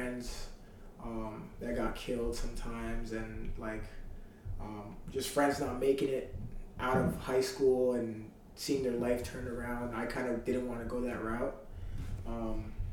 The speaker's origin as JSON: {"language": "English", "town": "Mississauga", "region": "Ontario", "country": "Canada", "tie": "born or raised there", "moved": "as an adult", "lives_now": "Charlottetown, Canada", "said": "growing up in Malton and, like, the greater Toronto area is kind of tough"}